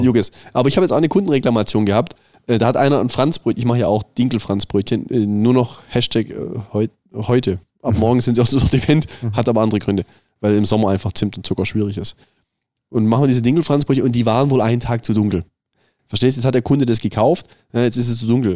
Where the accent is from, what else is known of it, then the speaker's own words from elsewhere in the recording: Southern Germany, Germany; Ich, als als Süddeutscher